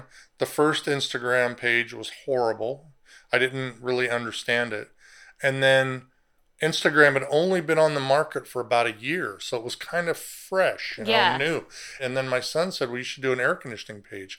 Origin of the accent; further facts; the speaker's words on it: Southern California, United States; I grew up in Southern California